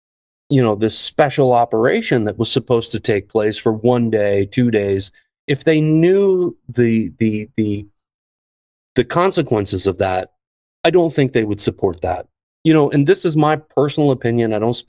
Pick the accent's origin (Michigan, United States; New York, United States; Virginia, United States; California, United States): Virginia, United States; D.C.; moved away as an adult; also born or lived in Ukraine; I've lived in Ukraine for a decade. I'm originally from Virginia, right outside of Washington, D.C.